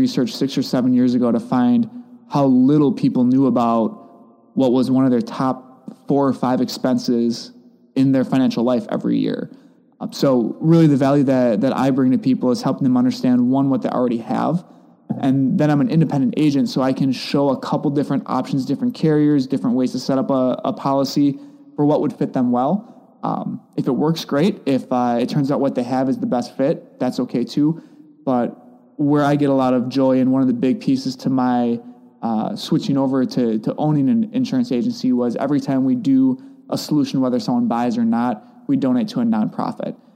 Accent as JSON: {"language": "English", "town": "Whitelaw", "region": "Wisconsin", "country": "United States", "tie": "born or raised there", "also_born_or_lived": "La Crosse", "said": "I grew up outside of Manitowoc in a really small town called Whitelaw."}